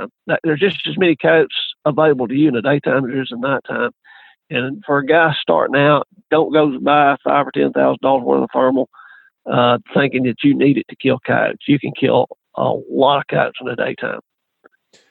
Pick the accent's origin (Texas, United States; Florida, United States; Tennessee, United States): Texas, United States; I grew up here in Texas